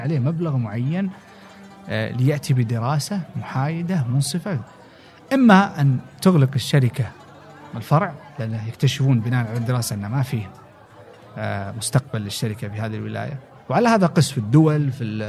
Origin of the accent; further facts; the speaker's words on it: Saudi Arabia; also born or lived in United States; اني انا ابن البلد